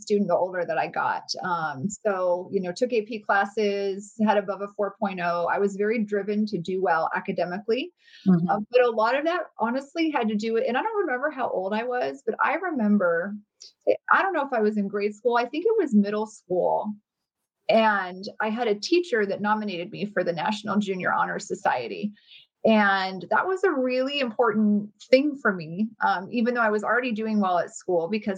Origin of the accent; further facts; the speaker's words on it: Phoenix, Arizona, United States; also born or lived in Riverton, Wyoming; I lived there until my family moved here to Phoenix, Arizona. I was about to turn 7